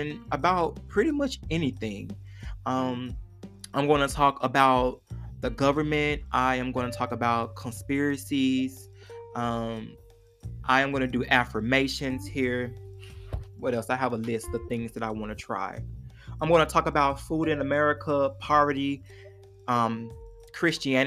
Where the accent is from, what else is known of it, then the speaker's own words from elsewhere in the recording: Forest City, Arkansas, United States; also born or lived in Memphis, Tennessee; now in Fayetteville, United States; I am originally from Memphis, Tennessee. When I was 10 years old, my mother moved to Forest City, Arkansas